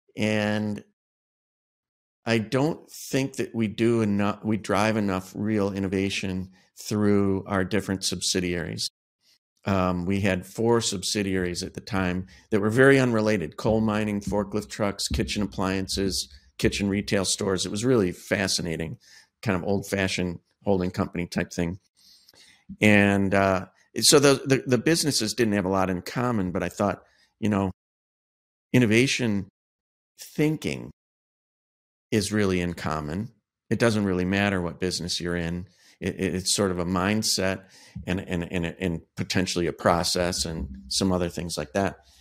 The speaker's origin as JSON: {"language": "English", "town": "Cleveland", "region": "Ohio", "country": "United States", "tie": "born or raised there", "also_born_or_lived": "Chicago", "moved": "yes", "said": "I moved back to my hometown of Cleveland, Ohio"}